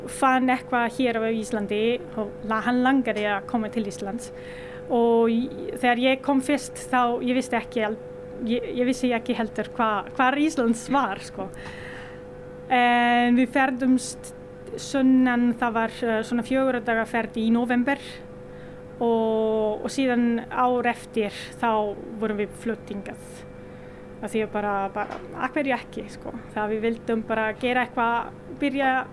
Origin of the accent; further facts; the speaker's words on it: northern Italy, Italy; Icelandic is a second language; moved away as an adult; now in Akureyri, Iceland; kem frá Ítaljum, norður Ítaljum